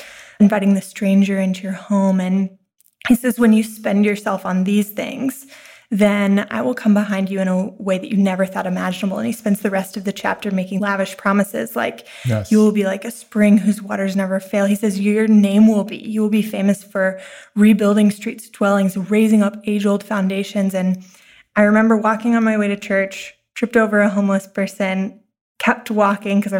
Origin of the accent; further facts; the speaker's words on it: Texas, United States; moved away as an adult; now in New York City, United States; I'm originally from Texas. I moved to New York to go to NYU theater school